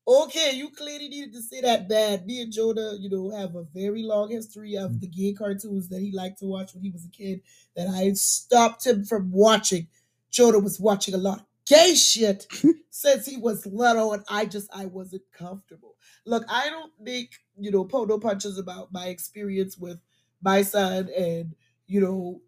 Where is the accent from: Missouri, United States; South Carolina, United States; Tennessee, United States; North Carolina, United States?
South Carolina, United States; Charleston; moved away as an adult; now in Atlanta, United States; Being a South Carolinian born and raised in Charleston